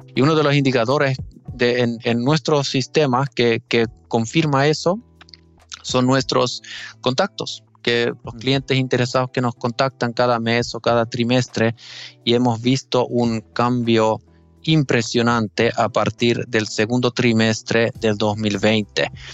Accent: Finland; accent: Finnish; Spanish is a second language; mi acento finlandés. Eh, todavía estoy mejorando mi español. En todo caso, sí, o sea, soy, soy finlandés

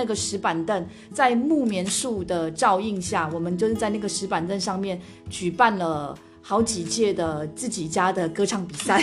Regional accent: Kinmen County, Taiwan; born or raised there

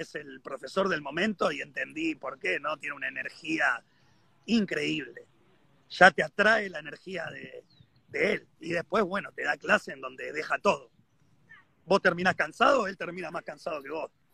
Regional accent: Argentina; estoy varado acá, soy argentino, no sé cuándo me voy a poder volver

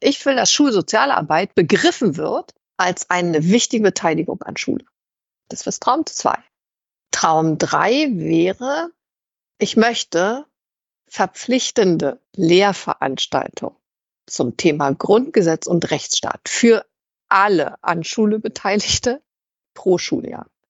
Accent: East Germany, Germany; ich in der DDR kritisch politisch aktiv und das habe ich am eigenen Leib erfahren, als ich eben als 13-Jährige bereits von der Stasi überwacht wurde

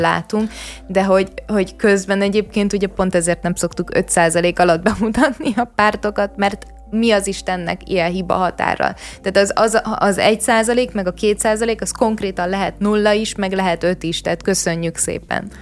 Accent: Vác, Pest, Hungary; Én ugye Váci vagyok

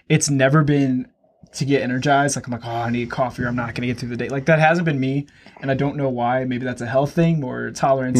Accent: Louisiana, United States; now in Wichita, United States; originally, I am from Louisiana.

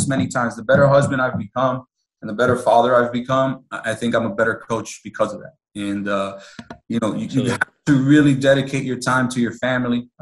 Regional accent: Miami, Florida, United States; Born and raised in Miami

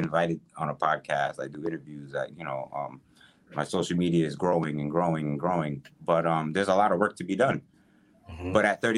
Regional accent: Westchester County, New York, United States; I'm from Westchester County, so I'm outside right. the city

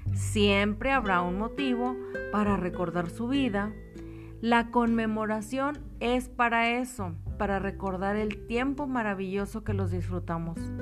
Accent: Mexico; los mexicanos, después de haber pasado por el trago amargo de enterrar a sus muertos, nos burlamos de la calaca

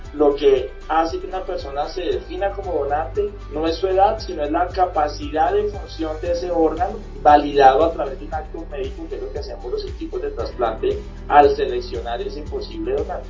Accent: Colombia

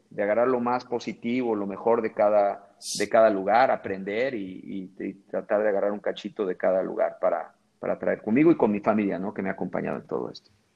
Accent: Mexico; accent: Mexican; moved away as an adult; now in Brazil; tengo un acento bien mexicano

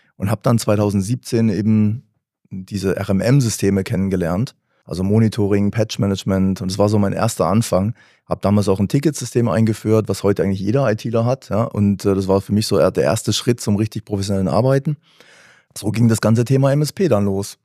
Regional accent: Karlsruhe, Baden-Württemberg, Germany; aus Karlsruhe

